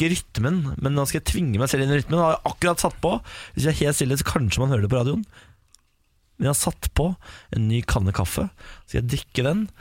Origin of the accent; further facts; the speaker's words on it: Sogndal, Vestland, Norway; Jeg er fra Sogndal.